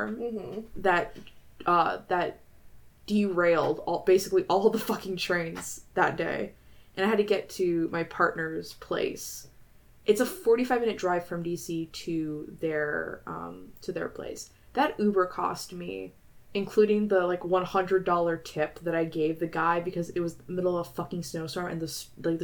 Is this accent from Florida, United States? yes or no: yes; Florida, United States; moved away; also born or lived in Virginia; I am technically from the South. I was born and raised in Florida, and I also grew up in Virginia.